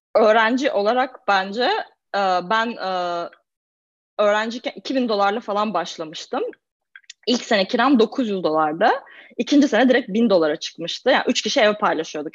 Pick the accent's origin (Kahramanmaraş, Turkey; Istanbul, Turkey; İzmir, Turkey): Istanbul, Turkey; moved away as an adult; now in Boston, United States; ben İstanbul'um. İstanbul'da doğdum büyüdüm.